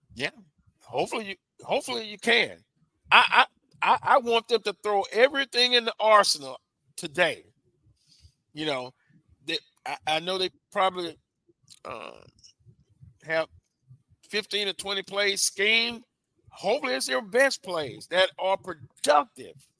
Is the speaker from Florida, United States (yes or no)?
no; Louisiana, United States; I'm a native of Louisiana